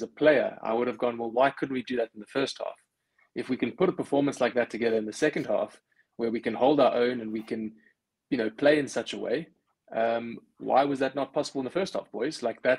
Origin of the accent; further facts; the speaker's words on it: South Africa; as a South African